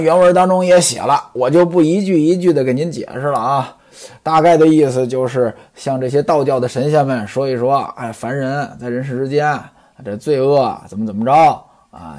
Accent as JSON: {"language": "Chinese", "area": "Tongzhou", "region": "Beijing", "country": "China", "tie": "born or raised there", "said": "在我老家啊，有一个村子叫王指挥庄"}